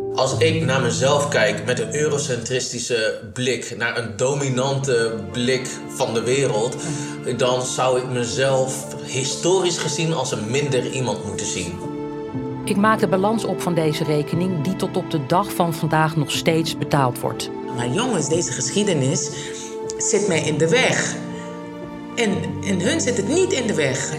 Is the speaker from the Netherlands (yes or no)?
yes; Netherlands; geboren en getogen in Nederland